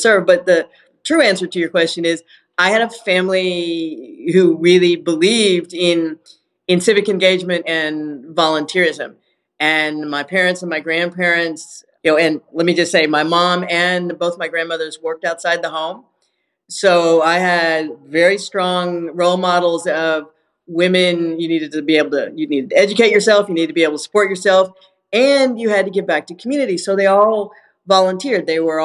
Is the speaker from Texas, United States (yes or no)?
yes; Houston, Texas, United States; my hometown, for my city